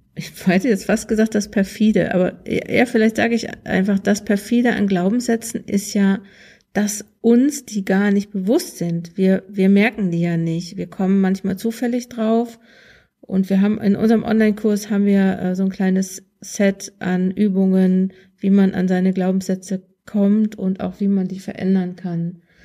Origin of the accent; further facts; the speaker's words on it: Ruhr area, North Rhine-Westphalia, Germany; also born or lived in Münsterland; ich komme aus dem Ruhrgebiet